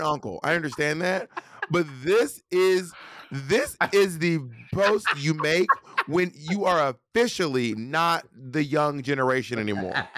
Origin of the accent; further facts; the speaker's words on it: Alabama, United States; moved away; I'm from Alabama